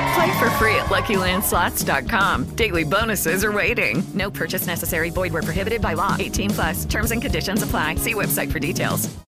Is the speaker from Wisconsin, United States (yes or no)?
no; New York, United States; growing up in America, like New York kids